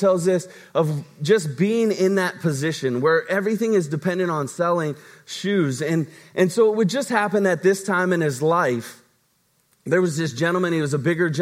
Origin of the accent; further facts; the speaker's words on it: Virginia, United States; moved away; my hometown in Virginia